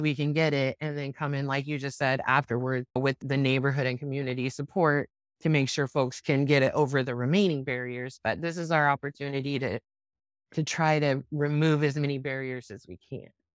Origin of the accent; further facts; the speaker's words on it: Grant, Nebraska, United States; in my hometown where I grew up in Grant, Nebraska, we didn't even have a D M V in that place